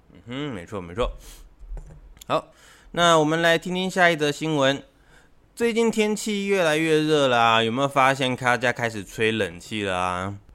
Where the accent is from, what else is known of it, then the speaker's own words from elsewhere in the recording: Taiwan; 我们台湾这边， 台湾这边呢，是一个那个比较潮湿的气候